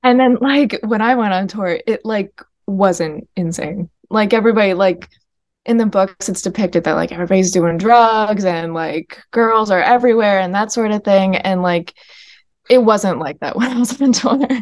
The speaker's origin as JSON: {"language": "English", "region": "upstate New York", "country": "United States", "tie": "born or raised there", "said": "I grew up in upstate New York"}